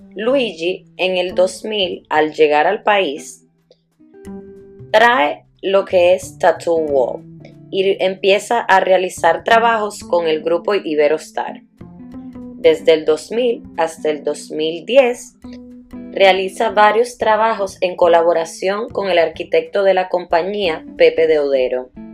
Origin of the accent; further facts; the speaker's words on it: Dominican Republic; also born or lived in Italy; nací en Italia y me crié en República Dominicana.